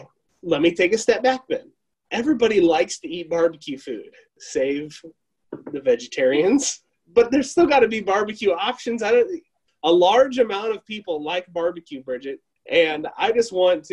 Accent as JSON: {"language": "English", "country": "United States", "said": "I'm American and I'm very, very proud to be an American"}